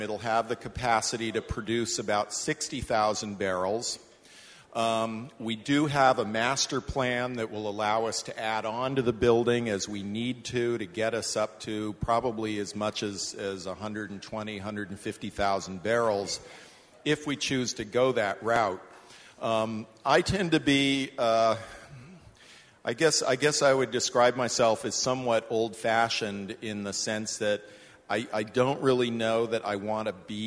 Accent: West Coast, United States; moved away as an adult; I grew up on the West Coast. I moved east when I was 19 and never looked back.

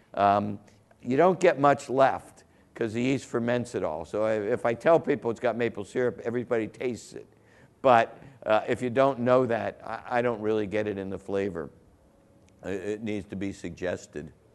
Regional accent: Southern Ohio, United States; I grew up in Southern Ohio, right across the border

